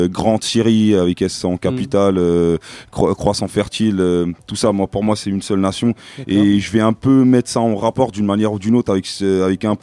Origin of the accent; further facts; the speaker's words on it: Lebanon; English is a second language; moved away as an adult; now in France; I come from Lebanon. I, uh, I would rather say I come from Ashuria.